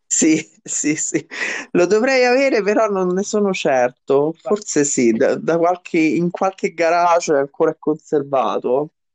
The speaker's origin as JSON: {"language": "Italian", "town": "Rome", "region": "Lazio", "country": "Italy", "tie": "born or raised there", "moved": "as an adult", "lives_now": "Caprarola, Italy", "said": "ho vissuto tutta la mia adolescenza mh, nel quartiere Monte Mario di Roma"}